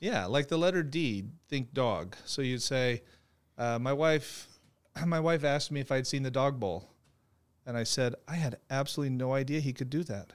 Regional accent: Phoenix, Arizona, United States; I'm a native Phoenician, uh, born and raised, went to Arizona State University

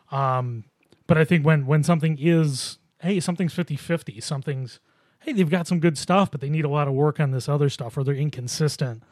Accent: Buffalo, New York, United States; I grew up in Buffalo myself

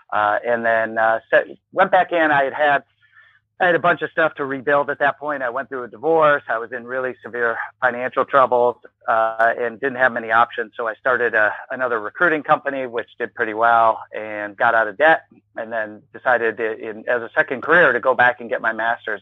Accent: Ann Arbor, Michigan, United States; now in Chicago, United States; I grew up in Ann Arbor, Michigan

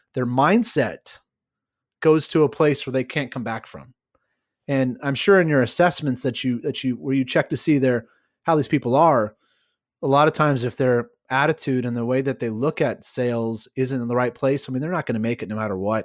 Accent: California, United States; I I uh, am born and raised in California

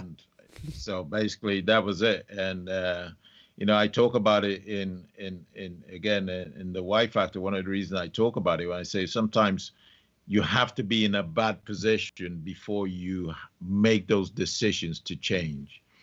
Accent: Nigeria; also born or lived in London; I was six weeks old when my parents took me to Nigeria, and I was brought up in Nigeria.

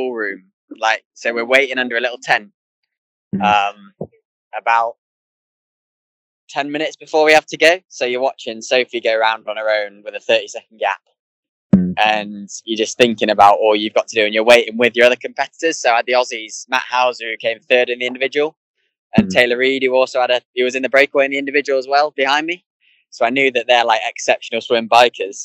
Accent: England, United Kingdom; being English

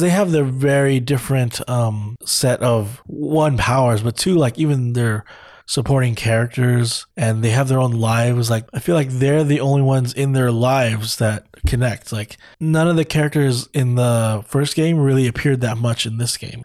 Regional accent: California, United States; I grew up in California

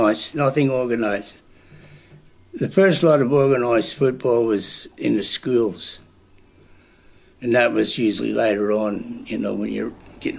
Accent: Belfast, Northern Ireland, United Kingdom; moved away as an adult; now in Australia; I was born in Belfast, Travis, Northern Ireland, in 1938, and grew up there until I was 22. I went to primary school there

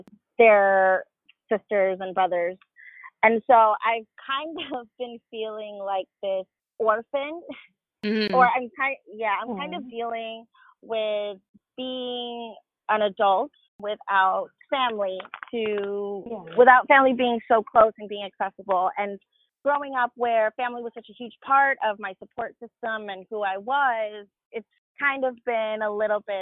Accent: Miami, Florida, United States; moved away as an adult; now in New York, United States; I was born and raised in Miami, Florida

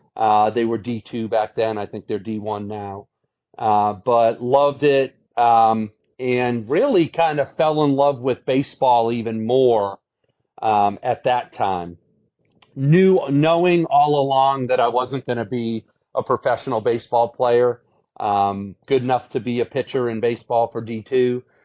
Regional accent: Brockton, Massachusetts, United States; moved away as an adult; now in Atlanta, United States; Went back to my hometown, Brockton, and was a volunteer coach as I taught there as a history teacher

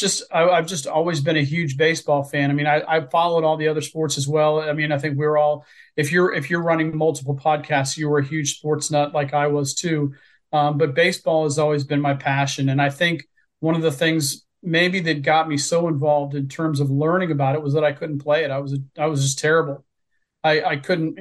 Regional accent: near Cincinnati, Southwest Ohio, United States; I grew up in Southwest Ohio in the 70s and 80s, near Cincinnati in the Big Red Machine era

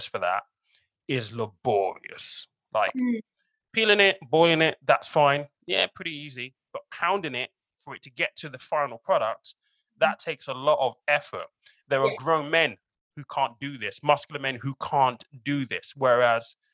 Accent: Nigeria; I'm Nigerian

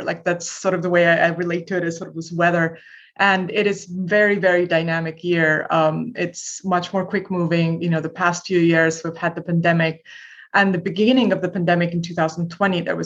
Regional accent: Estonia; moved away as an adult; now in United States; I'm originally from Estonia, which is, you know, a tiny country in Northern Europe, used to be part of the Soviet Union when I was a little kid.

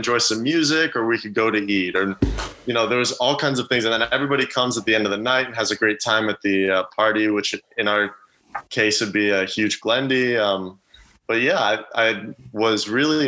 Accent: Scottsdale, Arizona, United States; I'm from Scottsdale, Arizona

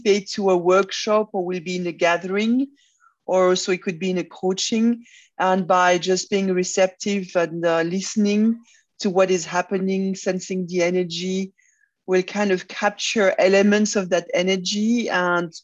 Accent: Brussels, Brussels-Capital Region, Belgium; also born or lived in Congo / Belfast, Northern Ireland; I was born in Brussels, but my parents were living in Africa at the time, in Zaire, now Congo. So, I've spent 7 years in Congo. Then we came back around Brussels

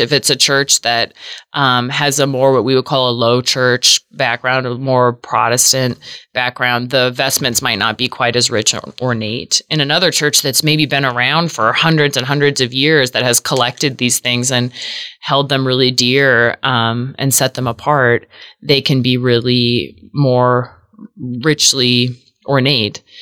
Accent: Seattle, Washington, United States; now in Omaha, United States; I grew up in the Episcopal Church in Seattle, Washington, which is where I was born and raised

